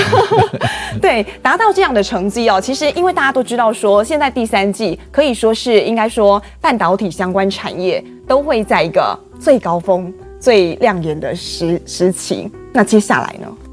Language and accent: Chinese; Taiwan; 我们台湾人